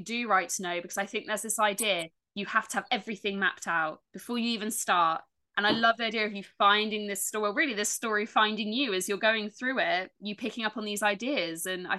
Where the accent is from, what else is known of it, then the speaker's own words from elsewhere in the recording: Dorchester, South West England, United Kingdom; moved away; also born or lived in Bridport; I grew up in Dorchester when I lived there first, then Bridport